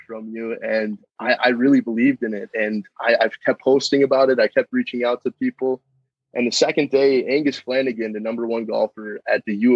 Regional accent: Rogers, Minnesota, United States; I'm from Rogers, Minnesota

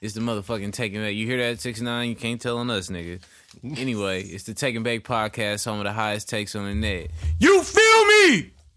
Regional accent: Northern California, United States; I'm from Northern California.

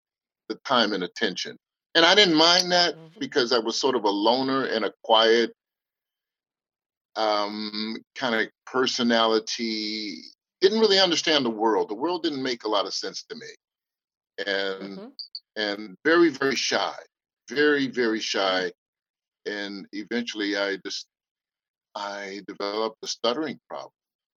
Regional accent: Oakland, California, United States; born there; I'm actually born right here in the Bay Area, Oakland, California.

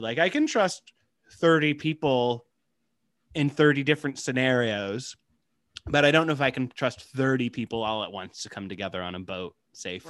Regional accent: Midwest, United States; I grew up in the Midwest.

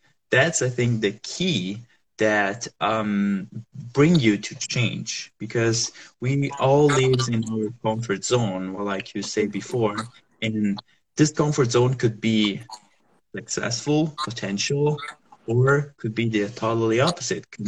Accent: Southern Italy, Italy; moved away; also born or lived in Rome, Italy; I'm from Italy, so I was living there, and I'm from the south part of Italy.

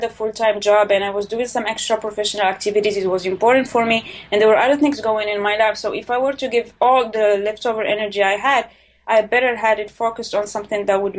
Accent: Morocco; I'm from Morocco

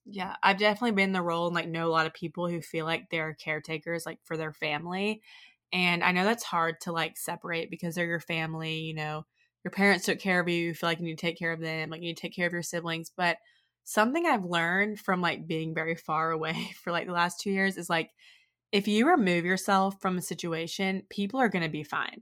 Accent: Oxford, Mississippi, United States; growing up in Oxford, a place where people are really concerned with, like, how you look and how you're perceived

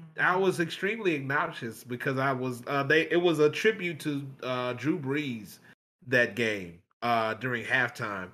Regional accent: Grambling, Louisiana, United States; Who is from North Louisiana like me. I was from Grambling

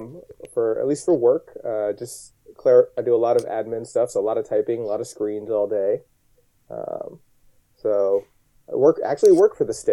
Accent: Southern California, United States; moved away; also born or lived in New Orleans; I am not from New Orleans. There will be no cool Louisiana accent coming from me. I am from Southern California. I was in New Orleans for about 4 years

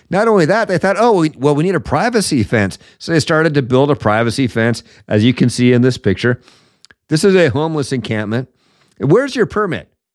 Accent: Seattle, Washington, United States; Seattle, my hometown

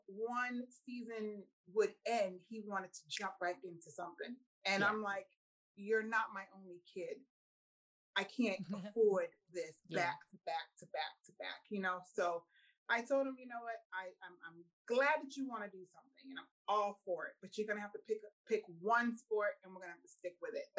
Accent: Boston, Massachusetts, United States; moved away; we are originally from Boston, Massachusetts. Well, in Brockton. He was born in Brockton. I'm Boston, he's Brockton

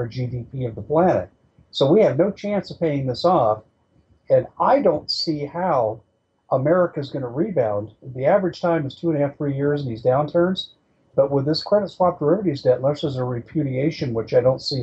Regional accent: Colorado, United States; In San Luis County, which is in southern Colorado, my home state where I grew up

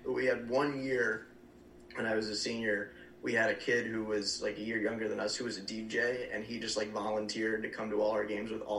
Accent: New Jersey, United States; now in Ohio, United States; I'm from New Jersey originally. So we're an hour from Medina.

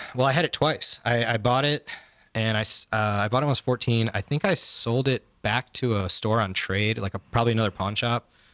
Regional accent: Chicago, Illinois, United States; we're from Chicago

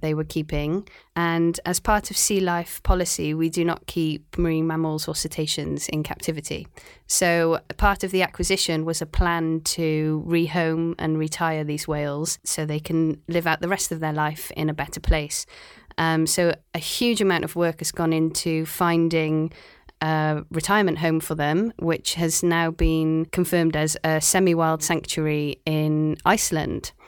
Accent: Cardiff, Wales, United Kingdom; also born or lived in Aberystwyth, Wales; now in Shanghai, China; I'm from Cardiff in Wales

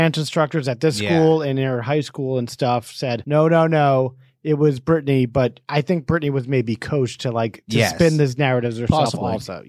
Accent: Portchester, South East England, United Kingdom; I'm from Portchester.

